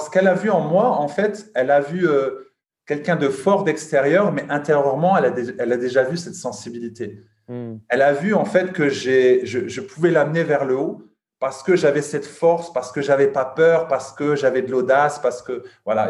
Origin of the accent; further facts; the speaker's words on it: Lille, Hauts-de-France, France; now in Luxembourg; je suis originaire de Lille mais j'habite à Luxembourg